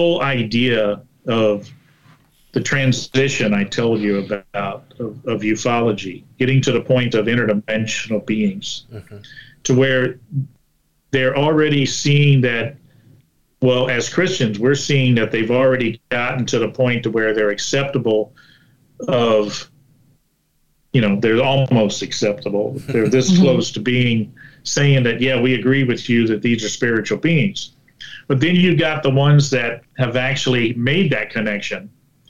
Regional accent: Florida, United States; I'm from Florida.

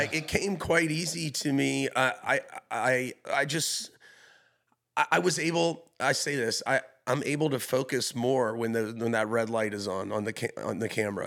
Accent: Hilton Head Island, South Carolina, United States; moved away; also born or lived in Charleston; I'm from Hilton Head Island, a small little beach town

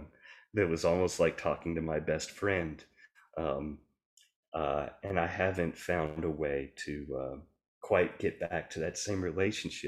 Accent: the South, United States; I grew up in the Christian church, Church of Christ in the South, very young

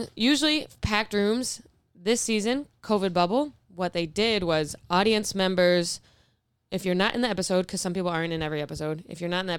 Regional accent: Clarence, New York, United States; moved away as an adult; also born or lived in Buffalo; now in New York City, United States; My hometown, Clarence, New York.

